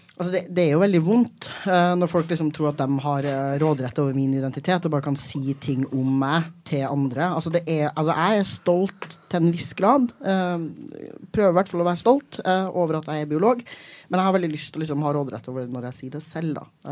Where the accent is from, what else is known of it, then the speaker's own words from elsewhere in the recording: Trøndelag, Norway; now in Oslo, Norway; jeg er trønder